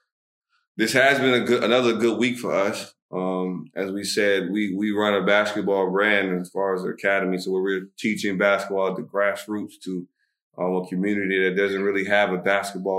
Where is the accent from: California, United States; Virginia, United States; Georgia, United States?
Virginia, United States; Alexandria; moved away as an adult; now in Dubai, United Arab Emirates; I'm from Alexandria, Virginia